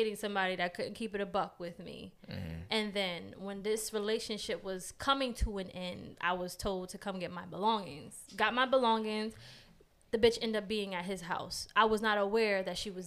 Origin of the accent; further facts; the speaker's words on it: New York City, New York, United States; now in Baltimore, United States; I'm from New York